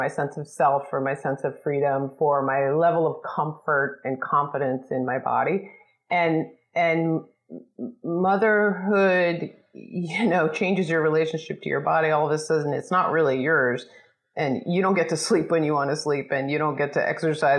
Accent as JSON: {"language": "English", "region": "suburb of New York City", "country": "United States", "tie": "born or raised there", "moved": "yes", "lives_now": "California, United States", "said": "I grew up on the East Coast in a sort of preppy, waspy suburb of New York City"}